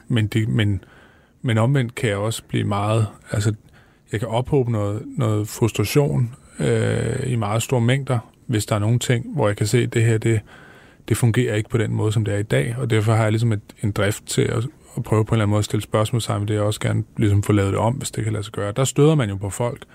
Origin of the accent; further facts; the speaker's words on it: Viborg, Central Denmark Region, Denmark; i Viborg, hvor jeg voksede op